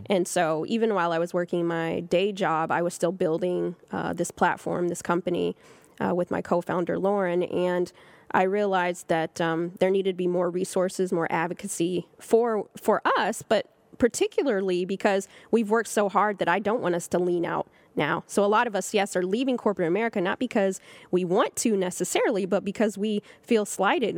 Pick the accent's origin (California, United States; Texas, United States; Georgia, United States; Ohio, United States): California, United States; Southern; now in Harlem, New York, United States; I'm from California